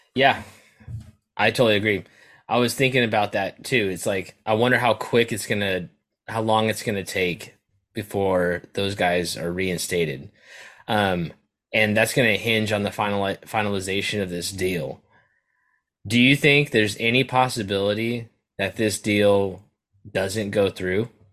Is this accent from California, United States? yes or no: yes; California, United States; as a Californian